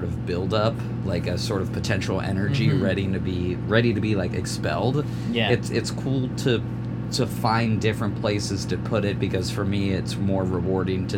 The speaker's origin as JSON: {"language": "English", "region": "Ohio", "country": "United States", "tie": "born or raised there", "also_born_or_lived": "Pittsburgh, Pennsylvania / Chicago", "moved": "as an adult", "said": "I was born in Pittsburgh, grew up in Ohio."}